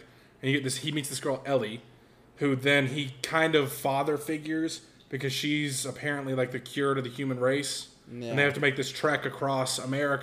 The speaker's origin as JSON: {"language": "English", "town": "Cumming", "region": "Georgia", "country": "United States", "tie": "born or raised there", "also_born_or_lived": "LaGrange, Georgia"}